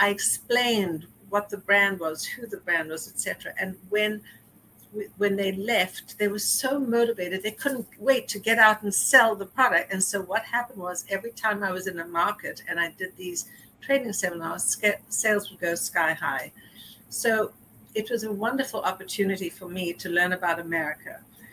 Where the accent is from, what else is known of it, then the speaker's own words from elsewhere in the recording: South Africa; also born or lived in Johannesburg; now in New York City, United States; growing up in South Africa that I would be living in New York